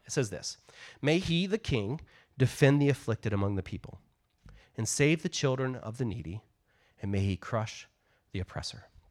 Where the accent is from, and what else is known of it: United States